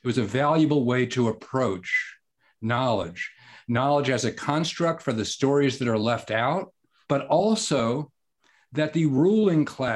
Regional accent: Atlanta, Georgia, United States; I grew up in Atlanta in the citadel of the conventional civil rights movement

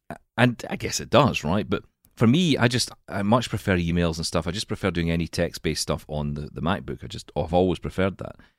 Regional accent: Glasgow, Scotland, United Kingdom; we're from Glasgow in Scotland

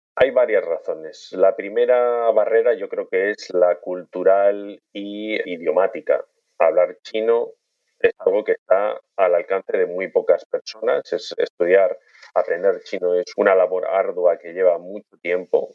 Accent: Spain; moved away as an adult; also born or lived in Bilbao / Belfast / China; Como occidental, como español

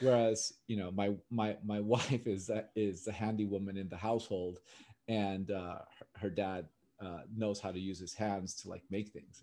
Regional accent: Los Angeles, California, United States; Born and raised in California, in L A.

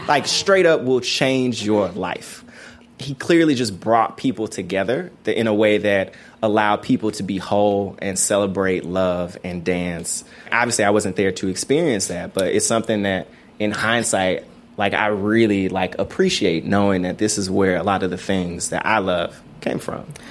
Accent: Memphis, Tennessee, United States; growing up in Memphis

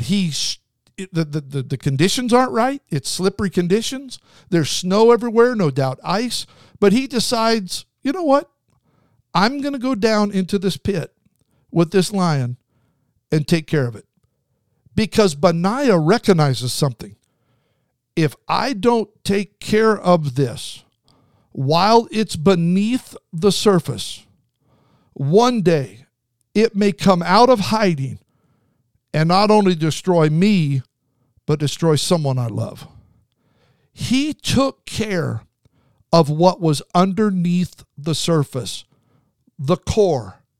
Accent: Southern California, United States; I'm from SoCal.

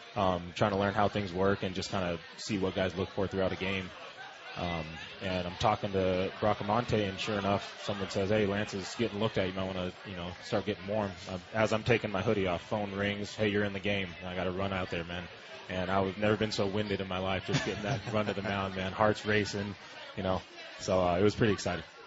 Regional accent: San Diego, California, United States; I'm from San Diego

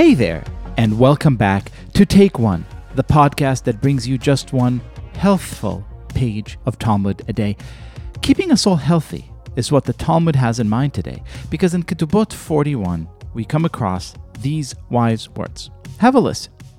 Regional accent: Israel; moved away; I grew up in Israel

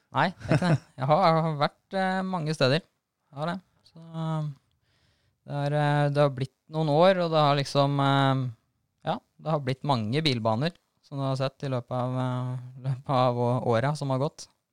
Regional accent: Norway; vokste jeg opp på Starmoen motorpark oppå der og kjørte motocross

